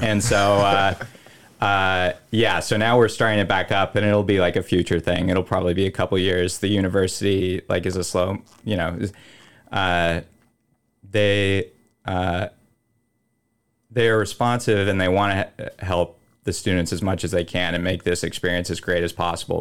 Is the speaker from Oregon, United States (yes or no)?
yes; Willamette Valley, Oregon, United States; I'm from the Willamette Valley of Oregon